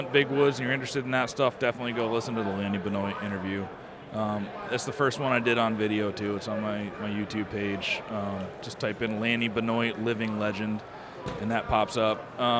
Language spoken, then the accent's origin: English; Rutland, Vermont, United States; I grew up in Rutland, Vermont.